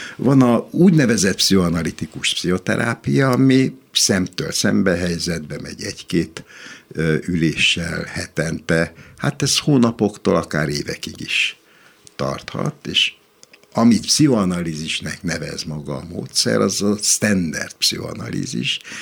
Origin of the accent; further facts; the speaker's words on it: Hungary; magyar vagyok